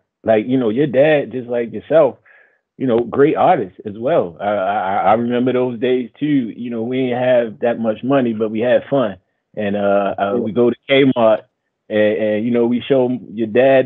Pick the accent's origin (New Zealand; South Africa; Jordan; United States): United States; Baltimore, Maryland; we from Baltimore